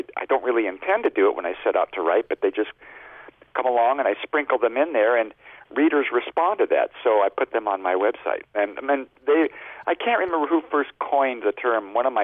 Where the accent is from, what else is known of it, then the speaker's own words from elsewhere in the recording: Spokane, Washington, United States; moved away as an adult; now in Alaska, United States; I hitchhiked from my hometown of Spokane, Washington